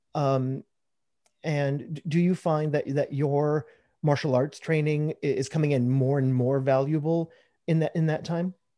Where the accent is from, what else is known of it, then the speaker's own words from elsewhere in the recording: Chicago, Illinois, United States; moved away as an adult; now in Texas, United States; I'm living in Texas right now, hmm. but um, yeah, I spent most of my life in Chicago